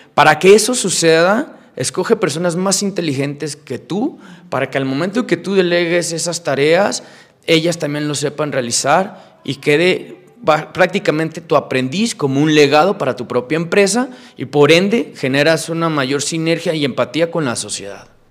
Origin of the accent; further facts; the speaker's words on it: Mexico; Yo soy mexicano, mi empresa es mexicana